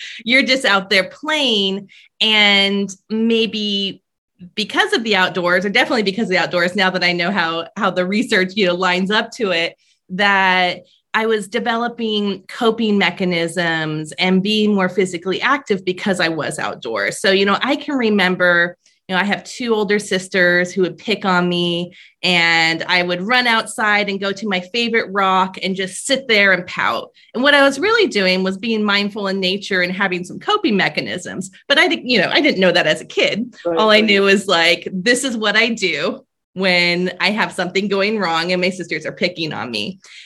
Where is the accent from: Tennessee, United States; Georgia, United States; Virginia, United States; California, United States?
California, United States; Paradise; moved away as an adult; now in Vermont, United States; I grew up in Paradise, California, which is a small rural town in California